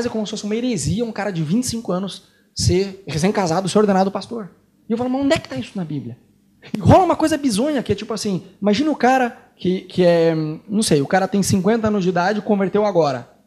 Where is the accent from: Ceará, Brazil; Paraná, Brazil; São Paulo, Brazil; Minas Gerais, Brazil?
Paraná, Brazil; Curitiba; Eu sou curitibano, nasci lá, morei 30 anos em Curitiba.